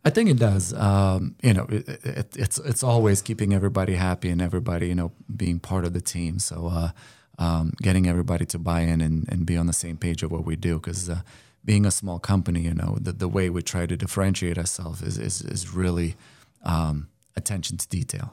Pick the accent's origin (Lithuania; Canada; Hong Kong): Lithuania; moved away as an adult; now in United States; I came from Lithuania